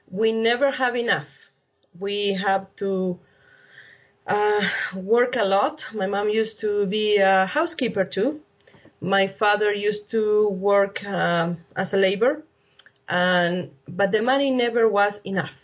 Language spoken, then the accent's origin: English; Argentina; moved away as an adult; now in Calgary, Canada; I'm coming from Argentina. I came to Canada 13 years ago.